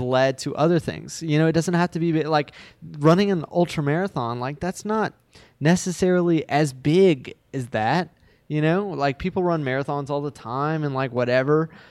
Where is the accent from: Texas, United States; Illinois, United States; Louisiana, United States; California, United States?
Louisiana, United States; Baton Rouge; I live, I live in Baton Rouge, Louisiana